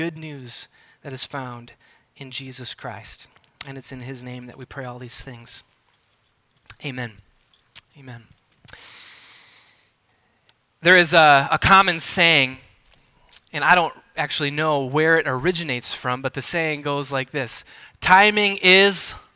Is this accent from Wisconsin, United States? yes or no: yes; Wisconsin, United States; moved away as an adult; also born or lived in Southern California; I'm from Wisconsin.